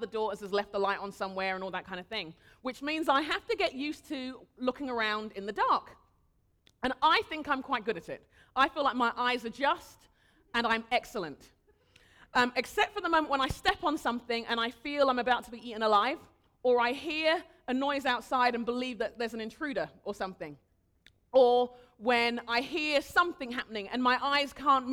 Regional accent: United Kingdom; moved away; also born or lived in Nigeria; I'm a Brit, live here now

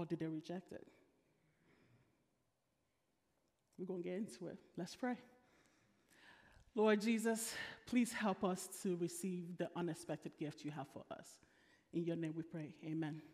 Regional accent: Nigeria; I'm Nigerian

